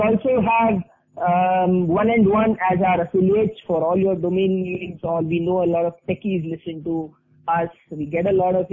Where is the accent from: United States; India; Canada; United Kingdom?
India; being an Indian